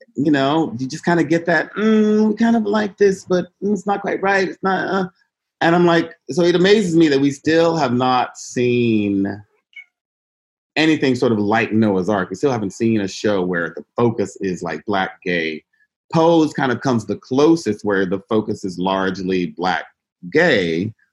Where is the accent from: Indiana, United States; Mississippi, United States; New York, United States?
Mississippi, United States; moved away as an adult; also born or lived in Boston / Los Angeles; I grew up in Mississippi